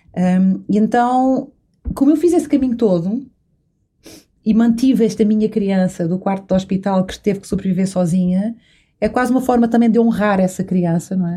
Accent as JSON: {"language": "Portuguese", "area": "São Miguel", "region": "Azores", "country": "Portugal", "tie": "born or raised there", "said": "Eu sou açoriana, nasci e cresci em São Miguel"}